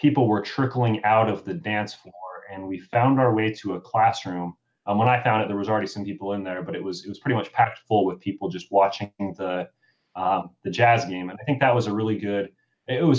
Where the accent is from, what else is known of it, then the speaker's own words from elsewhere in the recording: Utah, United States; I grew up in Utah